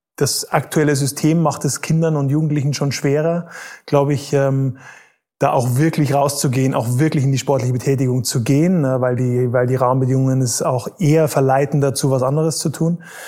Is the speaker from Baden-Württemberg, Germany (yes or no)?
no; Bavaria, Germany; ich bin eigentlich in Bayern aufgewachsen